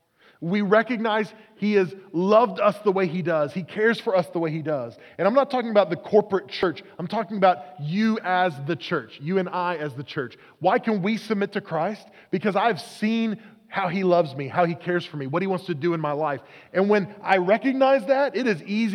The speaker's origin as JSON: {"language": "English", "region": "Oklahoma", "country": "United States", "tie": "born or raised there", "said": "I grew up in Oklahoma."}